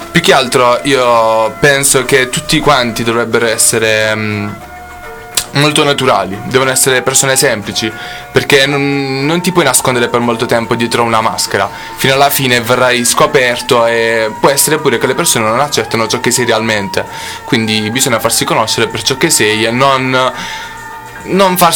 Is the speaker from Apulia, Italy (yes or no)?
yes; Terlizzi, Apulia, Italy; Allora, io sono di Terlizzi, ah. una provincia di Bari.